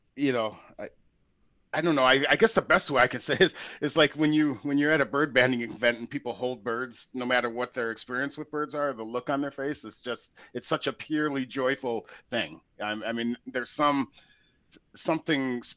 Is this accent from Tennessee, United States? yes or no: no; Portland, Oregon, United States; moved away; I'm from Portland, Oregon originally